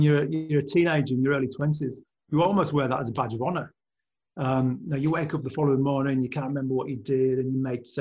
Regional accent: West Cumbria, North West England, United Kingdom; now in Australia; I was raised in West Cumbria, which is pretty working class industrial corner of the world

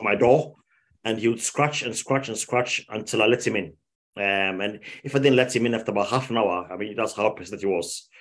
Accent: Ghana; moved away as an adult; now in United Kingdom; I grew up in Ghana. Um, I left I left the UK when I was five years old. Grew up in Ghana.

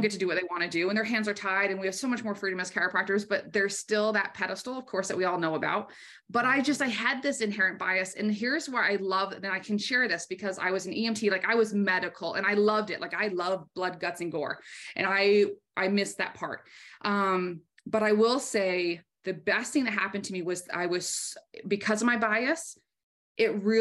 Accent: Maine, United States; I was raised in Maine. I'm very proud of my New England roots

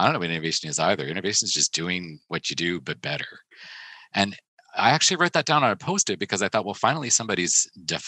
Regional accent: Canada; we as Canadians

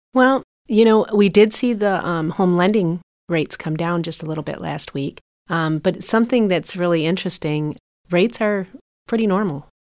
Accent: Port Huron, Michigan, United States; also born or lived in Troy, Michigan; born and raised in Port Huron, so it was nice to come back home

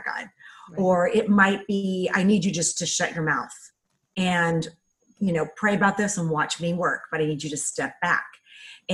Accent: California, United States; We moved to Santa Barbara, California, cause we're from California

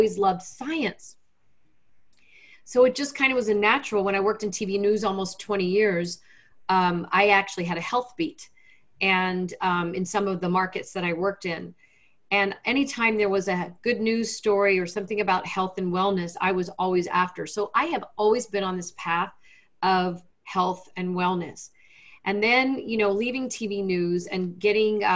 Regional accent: Lexington, Kentucky, United States; also born or lived in Washington, D.C.; I grew up in Lexington, Kentucky, youngest of five kids.

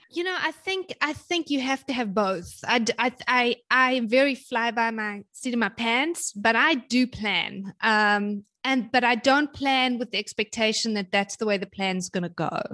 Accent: South Africa; moved away as an adult; also born or lived in London / Germany / North Carolina / Kansas; now in Hawaii, United States; I'm South African originally

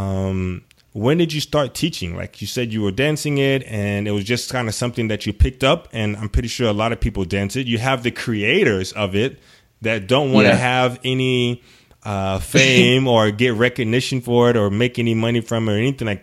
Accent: United States; especially being an African American and growing up in the U.S.

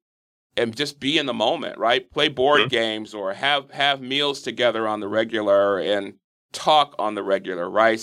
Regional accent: Milwaukee, Wisconsin, United States; born or raised there

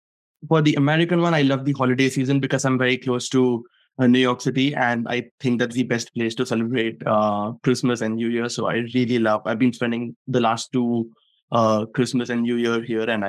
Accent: India; moved away; So I'm from India as well.

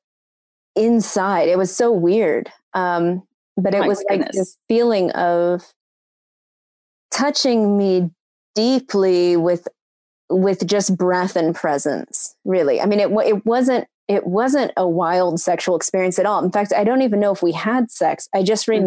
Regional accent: San Francisco, California, United States; I'm from San Francisco

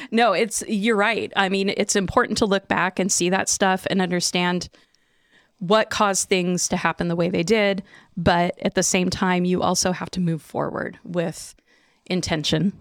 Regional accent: Chinook, Washington, United States; wanting to move back to Chinook, you know, 'cause it's where I grew up.

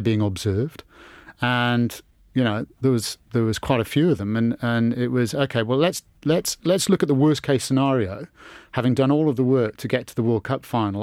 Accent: England, United Kingdom; growing up in England

